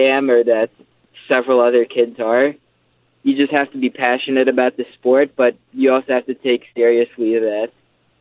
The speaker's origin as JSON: {"language": "English", "town": "Frederick", "region": "Maryland", "country": "United States", "tie": "born or raised there", "moved": "as an adult", "lives_now": "Pittsburgh, United States"}